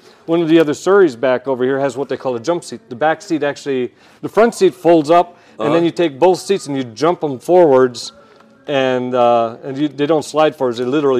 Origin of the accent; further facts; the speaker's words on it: Tucson, Arizona, United States; I was born and raised in Tucson